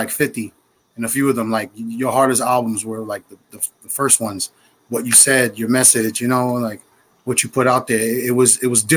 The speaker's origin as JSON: {"language": "English", "town": "New York City", "region": "New York", "country": "United States", "said": "I'm from New York"}